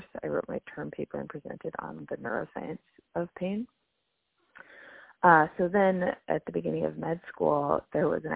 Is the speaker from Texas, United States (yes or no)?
no; Manhattan Beach, California, United States; moved away as an adult; also born or lived in Michigan; I'm from Manhattan Beach, California. It's in the LA area.